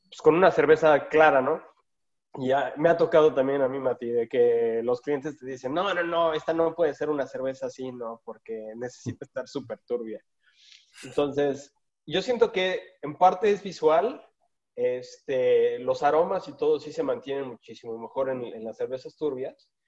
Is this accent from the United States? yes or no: yes; West Coast, United States; yo crecí en el West Coast